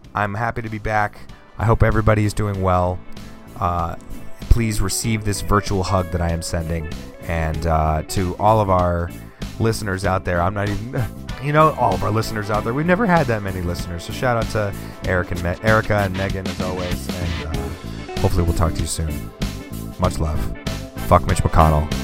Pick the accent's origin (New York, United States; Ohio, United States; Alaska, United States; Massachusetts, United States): Massachusetts, United States; Boston; I am born and raised in Boston